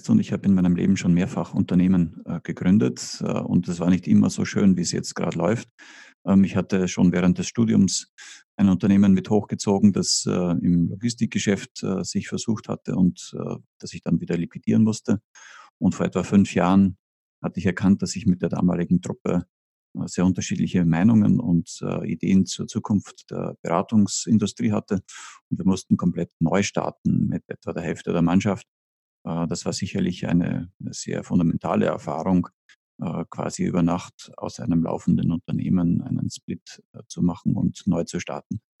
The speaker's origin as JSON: {"language": "German", "country": "Austria", "accent": "Austrian", "said": "Ich bin Österreicher. Äh, das hört"}